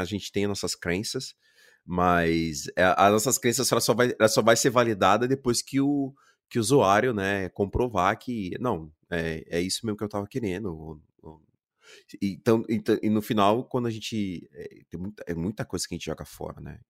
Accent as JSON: {"language": "Portuguese", "country": "Brazil", "also_born_or_lived": "Germany", "moved": "as an adult", "said": "como brasileiro"}